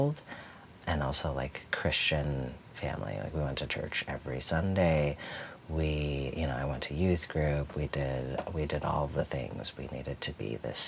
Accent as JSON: {"language": "English", "town": "Tucson", "region": "Arizona", "country": "United States", "tie": "born or raised there", "also_born_or_lived": "Milwaukee, Wisconsin", "said": "when I was 10, we actually moved to Tucson, Arizona"}